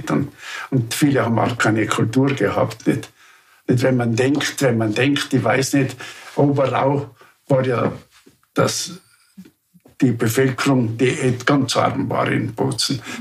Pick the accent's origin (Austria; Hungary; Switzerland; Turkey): Austria; Upper Austria